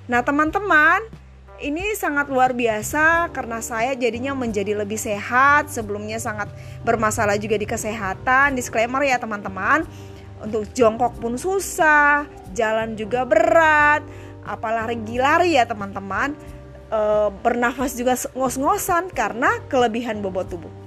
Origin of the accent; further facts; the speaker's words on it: Makassar, South Sulawesi, Indonesia; saya dari Makassar. Saat ini saya berusia 44 tahun.